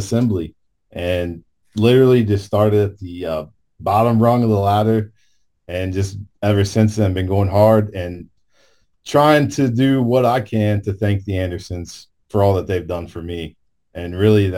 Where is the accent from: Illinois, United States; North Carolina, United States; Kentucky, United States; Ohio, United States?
Kentucky, United States; Hebron; I grew up in Hebron, Kentucky